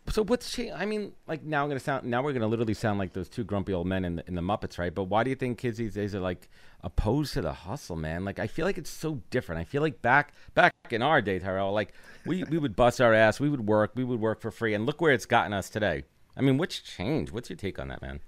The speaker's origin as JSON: {"language": "English", "town": "New York City", "region": "New York", "country": "United States", "tie": "born or raised there", "said": "I'm Brooklyn born and raised"}